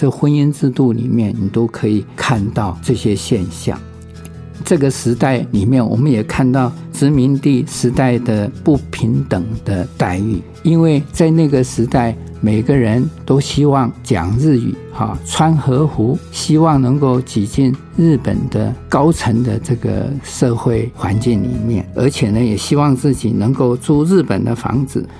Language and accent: Chinese; Taiwan; 我们台湾人